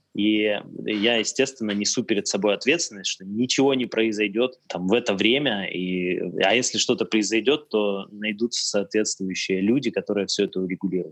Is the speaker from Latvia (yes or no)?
no; Tyumen, Tyumen Oblast, Russia; это еще было в Тюмени, я родился в Тюмени